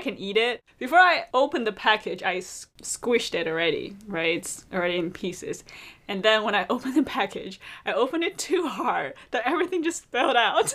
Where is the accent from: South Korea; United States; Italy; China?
China; Beijing; I'm from Beijing